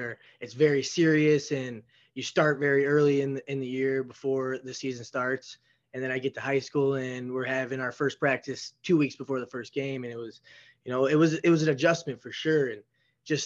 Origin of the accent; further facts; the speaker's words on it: Elgin, Illinois, United States; I grew up in Elgin, Illinois. It's a pretty big city outside of Chicago